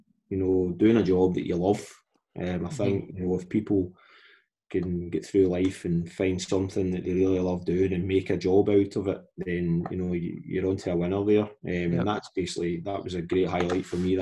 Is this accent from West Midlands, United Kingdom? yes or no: no; Kilmarnock, Scotland, United Kingdom; Kilmarnock FC, my hometown team